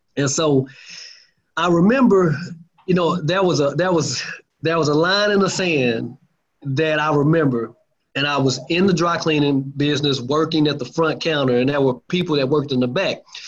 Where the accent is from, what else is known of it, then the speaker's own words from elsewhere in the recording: Lancaster, Texas, United States; also born or lived in Dallas, Texas; I'm from uh, Lancaster, Texas, just you know south of Dallas